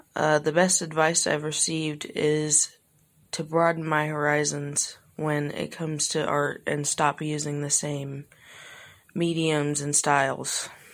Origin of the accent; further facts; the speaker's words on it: Illinois, United States; I'm from Illinois